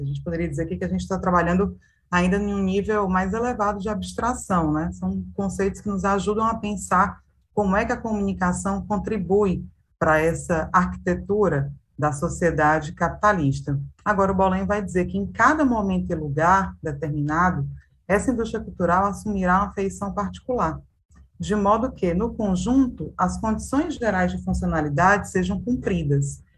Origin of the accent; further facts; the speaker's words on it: Brazil; nós que somos brasileiros, brasileiras